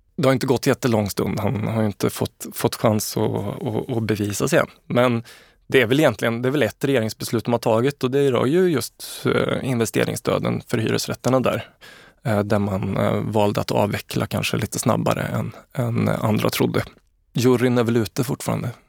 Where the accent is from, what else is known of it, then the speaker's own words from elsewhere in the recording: Karlstad, Värmland, Sweden; jag är uppvuxen i Karlstad